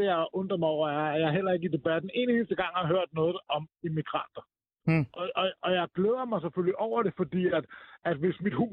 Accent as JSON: {"language": "Danish", "country": "Denmark", "said": "jeg spørger bare som, som dansker."}